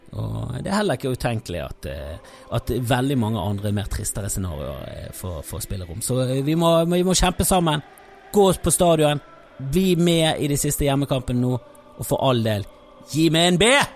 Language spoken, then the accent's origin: Norwegian; Bergen, Vestland, Norway; både som bergenser